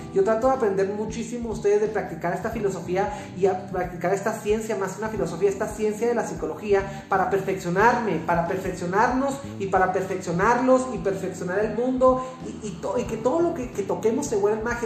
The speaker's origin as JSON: {"language": "Spanish", "country": "Mexico", "said": "los mexicanos también somos norteamericanos"}